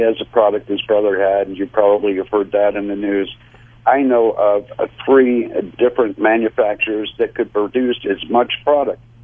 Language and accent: English; United States; as an American